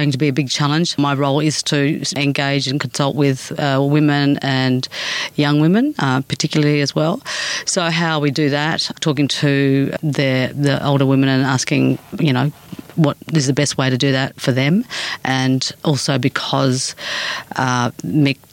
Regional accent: Darwin, Northern Territory, Australia; also born or lived in Sydney / Melbourne; I come from Darwin. I was born there and grew up there

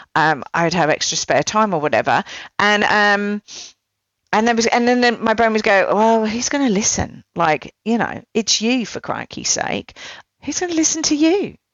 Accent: United Kingdom

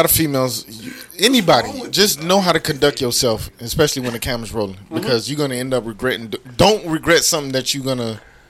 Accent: Miami, Florida, United States; Miami will forever.

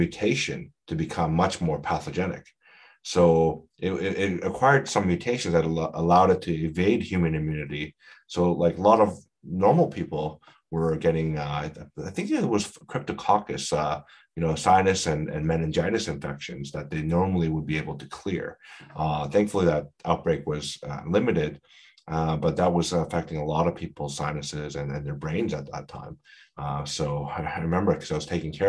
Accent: Canada; we're all Canadian

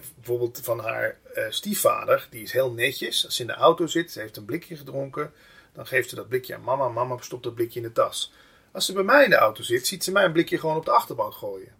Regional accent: Limburg, Netherlands; accent: Limburgish dialect; moved away; ik kom oorspronkelijk uit Limburg.

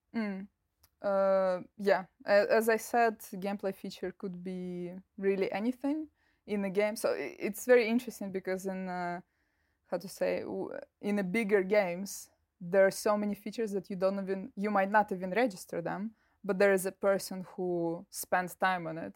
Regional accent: Russia; moved away as an adult; also born or lived in United Kingdom; my bachelor's diploma is from the university in Russia, in my hometown

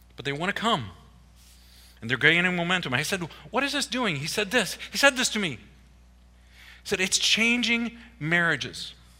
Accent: Iowa, United States; moved away; also born or lived in East Coast; I grew up in Iowa, okay? Everything's in a square

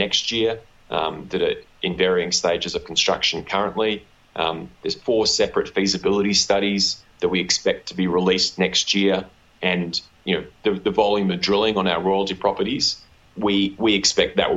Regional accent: Australia; accent: Australian; I was born to the southernmost continent in Australia. So apologies to the listeners for my unfortunate Australian accent.

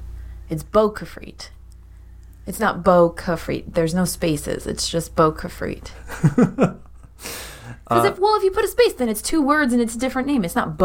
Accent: Pennsylvania, United States; I'm from Pennsylvania.

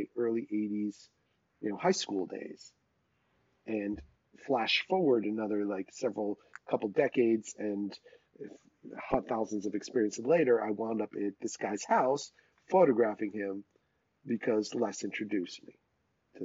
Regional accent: Rockland County, New York, United States; moved away as an adult; also born or lived in Boston; when I was growing up in Rockland County outside of New York

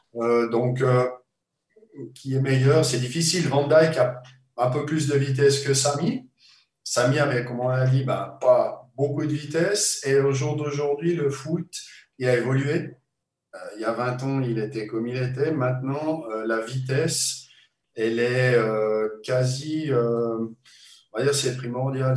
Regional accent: Switzerland; moved away as an adult; also born or lived in Liverpool; quand j'étais gamin en Suisse

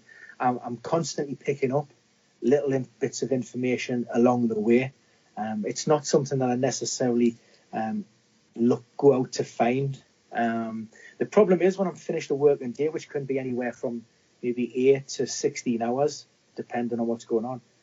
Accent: Newcastle upon Tyne, North East England, United Kingdom; being a Geordie

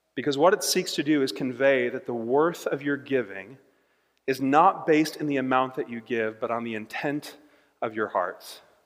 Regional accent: United States; as an American

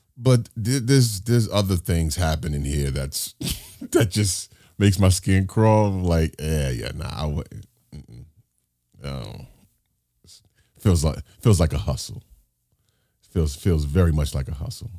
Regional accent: New York City, New York, United States; I grew up here in New York City.

